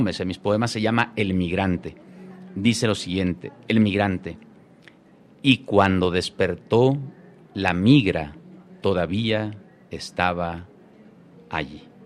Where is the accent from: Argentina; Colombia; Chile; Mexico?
Mexico; Chiapas; Yo nací y crecí allí